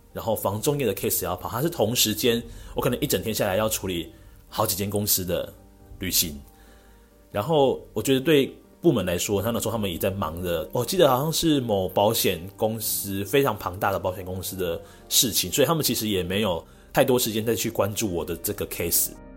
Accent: Penghu County, Taiwan; moved away as an adult; also born or lived in Taipei; 从幼稚园开始， 然后一路呢到大学，我都是在澎湖这边就读的

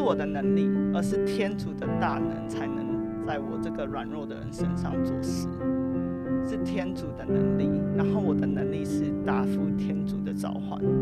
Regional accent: Taiwan; 来自台湾

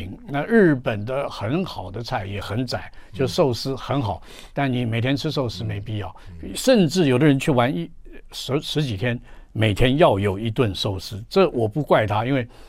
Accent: Jiangnan, China; 因为我们江南人吃的东西很多

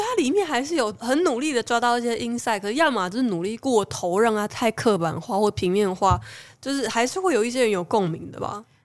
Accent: Taichung, Taiwan; moved away as an adult; now in Taipei, Taiwan; 我其实很想离开台北，不管是回台中也好

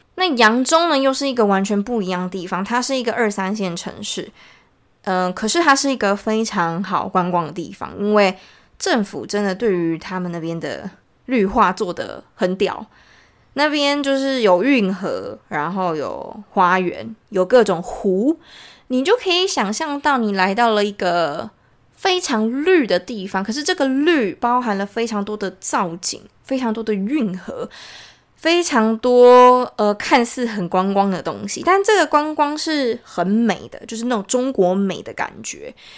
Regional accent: Taiwan; 超级有钱的很多都比我们台湾人有钱

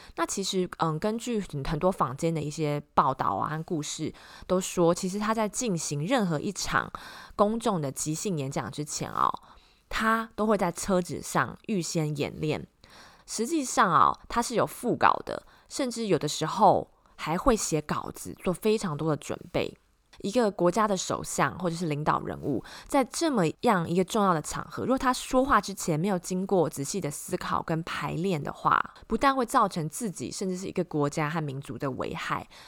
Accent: Taiwan; moved away as an adult; also born or lived in Austin, Texas; now in South Bay, California, United States; I was born and grew up in Taiwan, and I earned my master's degree at UT Austin. Now I live in South Bay, California, with my husband.

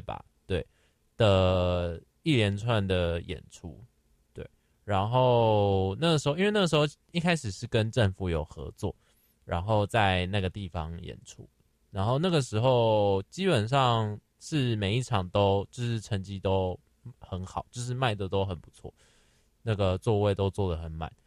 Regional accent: Taipei, Taiwan; 虽然说我是台北人，但我也没有去过台北华博

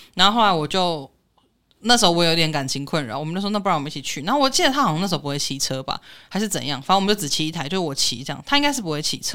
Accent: Taiwan; 因为我们台湾人自己都知道

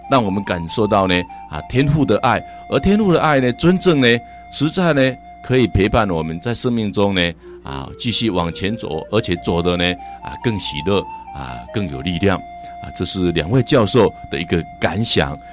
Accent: China; 在我们中国人来讲啊，真的很不容易。

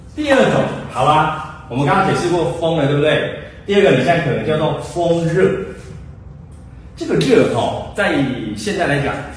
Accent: Taiwan; 我们台湾人

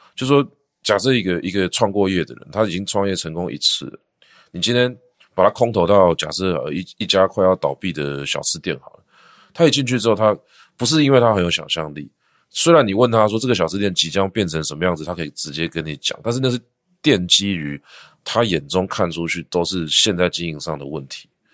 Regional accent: Taipei, Taiwan; also born or lived in Shenkeng, New Taipei; now in Sanzhi, Taiwan; 我小时候是住在社子，社子就是社子岛外围，它其实算是一个就是户口上面叫做台北市的小偏乡

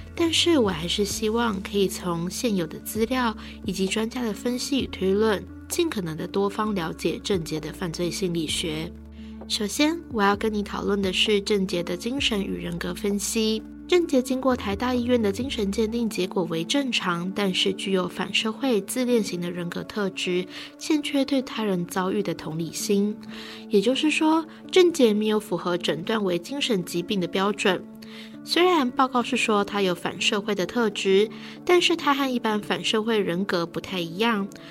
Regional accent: Taiwan; 我们台湾人

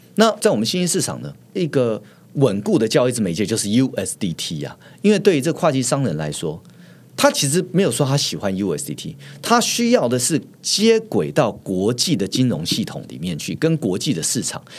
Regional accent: Taiwan; 我们台湾人

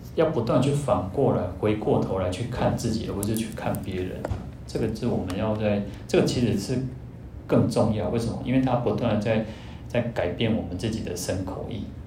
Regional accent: Taiwan; 我们台湾人的习惯

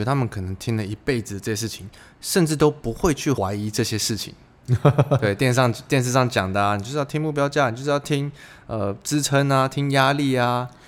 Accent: Taiwan

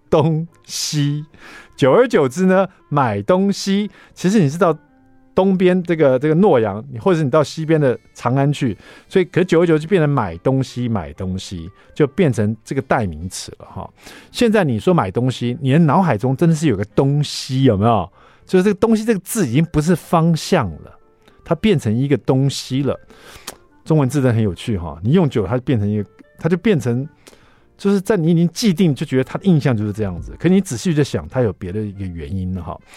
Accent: Taiwan; 就是有关于我们台湾人很爱吃的九层塔

